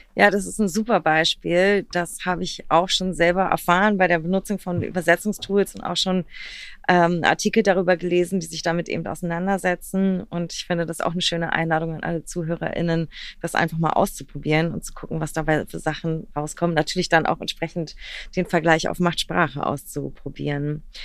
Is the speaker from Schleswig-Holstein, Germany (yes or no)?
no; Berlin, Germany; born or raised there